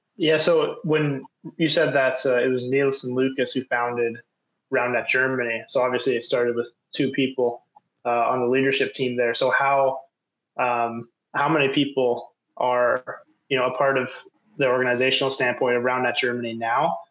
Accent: Canada; moved away as an adult; now in Norway; I'm from Canada, so we had to learn French

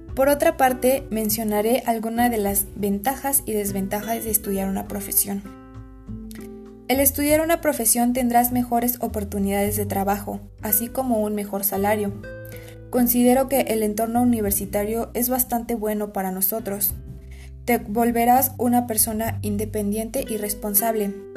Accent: Aculco, State of Mexico, Mexico; soy de Aculco, Estado de México

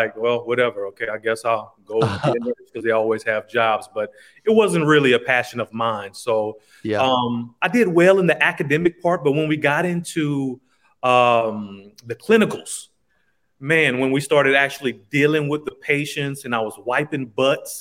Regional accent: Lafayette, Louisiana, United States; now in Houston, United States; I'm from originally Lafayette, Louisiana.

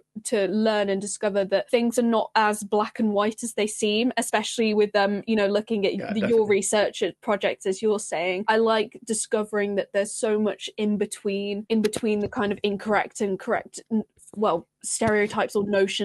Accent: Wolverhampton, West Midlands, United Kingdom; moved away; also born or lived in Sheffield; I'm from Wolverhampton, so not particularly a sparsely populated area

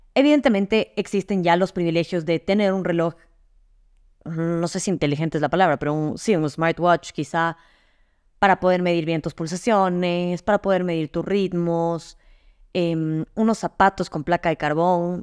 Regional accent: Ecuador; moved away; also born or lived in Madrid, Spain; regresé a Ecuador

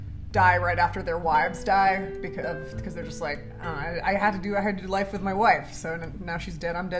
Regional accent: Canada; I'm Canadian.

